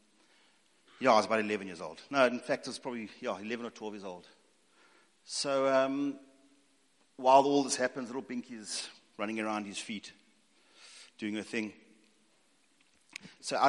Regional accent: East London, Eastern Cape, South Africa; also born or lived in Northern Natal; born and bred in East London, and parents moved up to Northern Natal

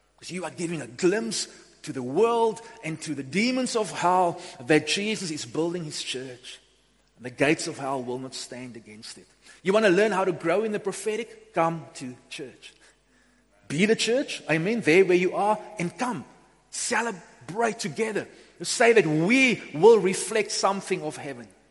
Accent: Upington, Northern Cape, South Africa; also born or lived in Beaufort West; I grew up in Upington in the early 90s. Well, I went to high school in Upington, came from Beaufort West to Upington

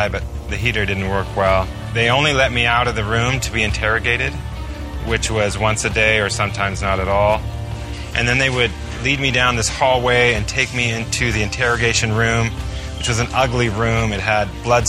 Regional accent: United States

